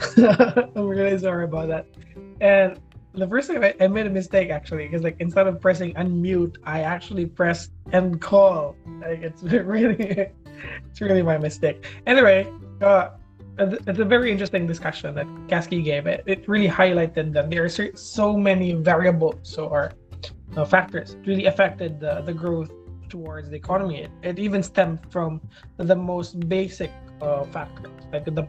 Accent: Philippines; as being a Filipino

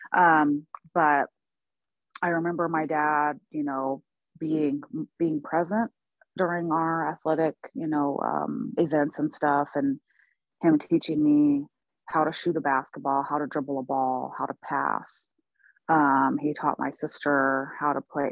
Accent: Portland, Oregon, United States; also born or lived in Oklahoma; I'm originally from Oklahoma. I was born there. I grew up here in the Pacific Northwest in Portland

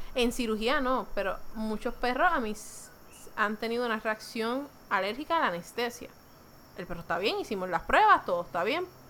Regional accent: Puerto Rico; nosotros somos gente de Puerto Rico

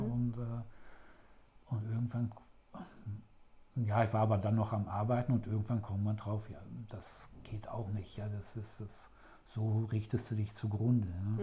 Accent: Ruhr area, near Dortmund, North Rhine-Westphalia, Germany; komme gebürtig aus dem Ruhrgebiet, in, aus der Nähe von Dortmund

